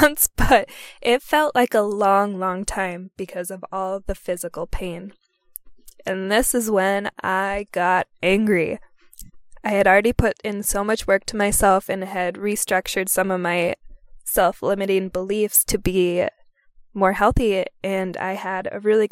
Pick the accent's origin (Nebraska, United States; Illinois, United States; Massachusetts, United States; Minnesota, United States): Minnesota, United States; I returned to my home state, Minnesota